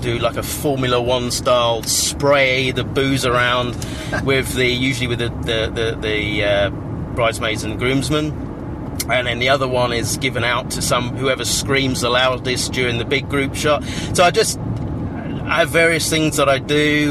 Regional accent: Cambridge, East of England, United Kingdom; that's my hometown

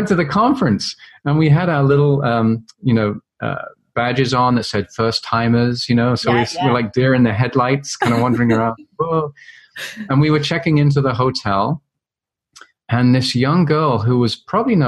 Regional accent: London, United Kingdom; I grew up in London, England, and went to a very traditional

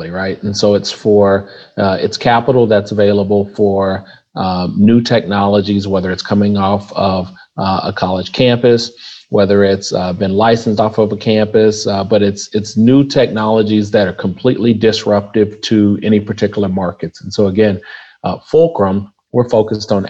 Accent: Oklahoma, United States; also born or lived in Kansas; I grew up in Oklahoma, so I've been a Midwest kid all my life

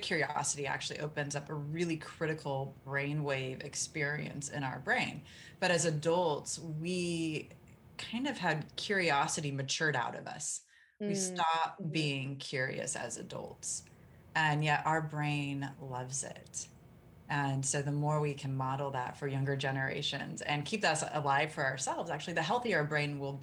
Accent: Kansas, United States; I grew up in the Midwest in Kansas and it was very much kind of button up, toughen up, bootstraps

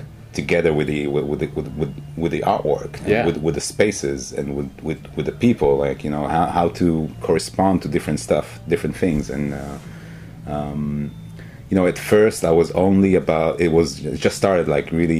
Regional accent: Israel; moved away as an adult; also born or lived in New York, United States; I'm from Israel originally

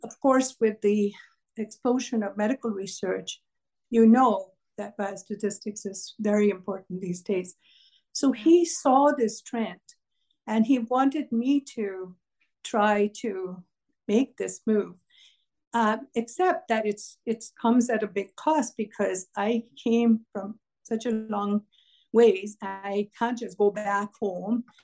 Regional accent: Kolkata, West Bengal, India; moved away as an adult; also born or lived in Canada; now in United States; I was born in Kolkata in India.

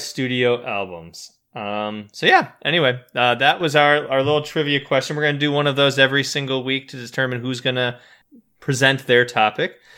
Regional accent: Midwest, United States; we grew up in the Midwest

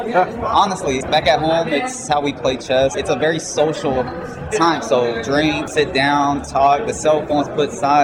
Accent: Lawrenceville, United States

